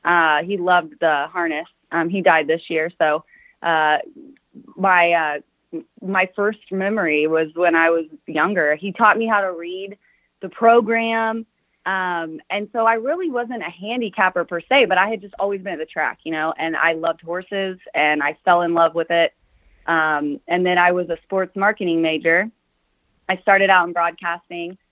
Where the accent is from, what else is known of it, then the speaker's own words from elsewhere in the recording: Anderson, Indiana, United States; I grew up in Anderson, Indiana.